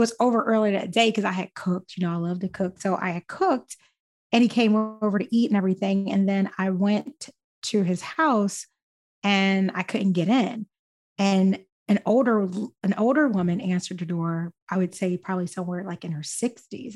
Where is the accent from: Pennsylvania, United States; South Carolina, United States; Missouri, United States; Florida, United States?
Pennsylvania, United States; Philadelphia; I'm born and raised in West Philly